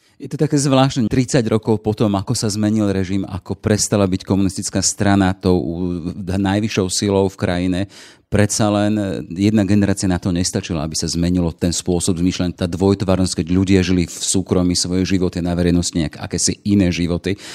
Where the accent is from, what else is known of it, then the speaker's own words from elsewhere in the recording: Slovakia; my Slováci